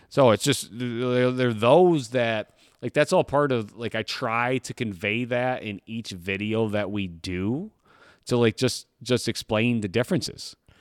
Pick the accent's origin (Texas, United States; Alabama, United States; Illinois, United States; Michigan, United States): Michigan, United States; I grew up here in Michigan